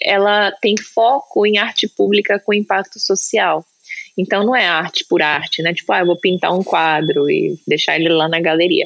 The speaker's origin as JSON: {"language": "Portuguese", "country": "Brazil", "moved": "yes", "lives_now": "United States", "said": "eu sou brasileira"}